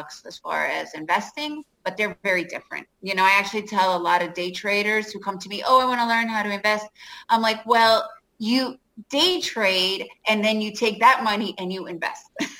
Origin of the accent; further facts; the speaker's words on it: New York City, New York, United States; I grew up in New York City and lived in that area